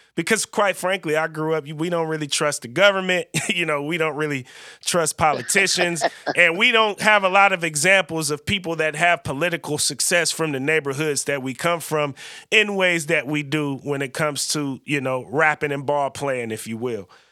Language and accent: English; California, United States; now in Oregon, United States; I'm born and raised in California